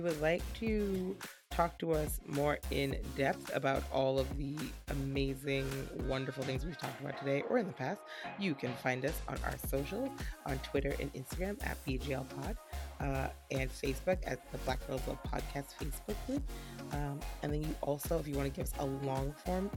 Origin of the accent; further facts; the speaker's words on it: New York, United States; I grew up with in New York